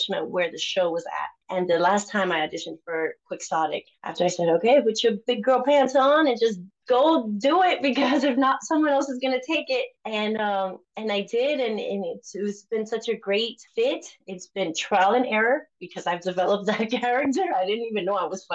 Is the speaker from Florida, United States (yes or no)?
yes; Miami, Florida, United States; English is a second language; moved away as an adult; also born or lived in Cuba; now in Kansas City, United States; I was born in Cuba and raised in Miami.